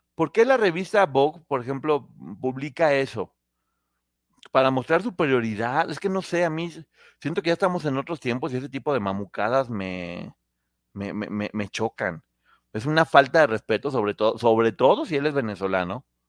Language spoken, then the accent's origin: Spanish; Mexico; seguimos siendo mexicanos